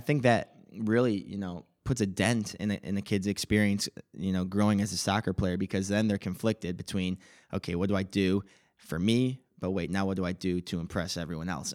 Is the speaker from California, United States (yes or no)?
no; Palatine, Illinois, United States; I was born in Palatine, Illinois, uh, right around here.